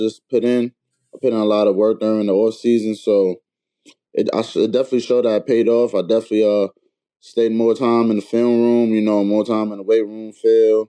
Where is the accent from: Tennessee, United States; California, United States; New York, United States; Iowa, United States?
New York, United States; New York City; Growing up in Brooklyn